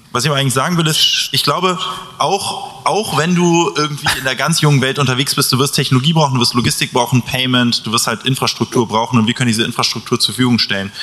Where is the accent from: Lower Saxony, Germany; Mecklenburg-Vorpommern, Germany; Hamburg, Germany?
Hamburg, Germany; also ich komme ja auch aus Hamburg